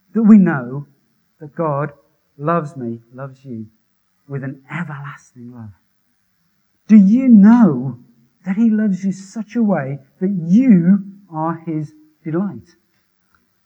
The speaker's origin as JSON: {"language": "English", "town": "Wolverhampton", "region": "West Midlands", "country": "United Kingdom", "tie": "born or raised there"}